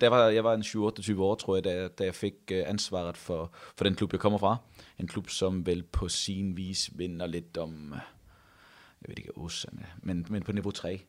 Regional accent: near Odense, Funen, Southern Denmark, Denmark; moved away as an adult; now in Haugesund, Norway; Jeg kommer fra uh, eh, 10 minutter ud forbi Odense

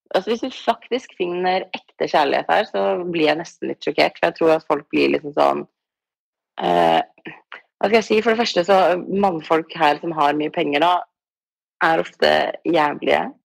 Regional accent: Tromsø, Troms, Norway; moved away as an adult; now in Los Angeles, United States; når jeg går ut i gata hjemme i Tromsø

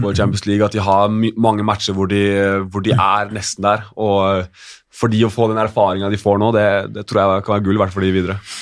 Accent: Norway; vi er nordmenn

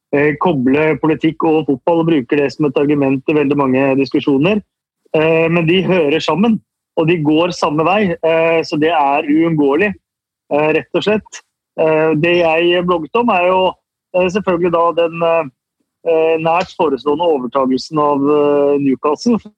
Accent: Norway; oss norske supportere

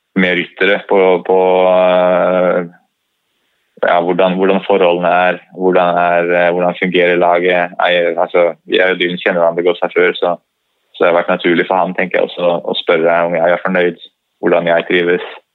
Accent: Norway; man har jo ski litt i blodet som nordmann

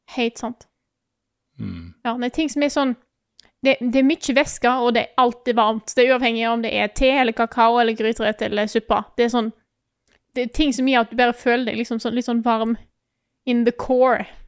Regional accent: Stord, Vestland, Norway; moved away; Jeg har ikke bodd hjemme på Stord på ti år

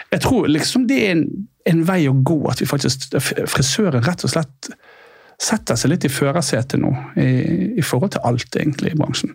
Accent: Bergen, Vestland, Norway; now in Oslo, Norway; Jeg er fra Bergen, som sagt.

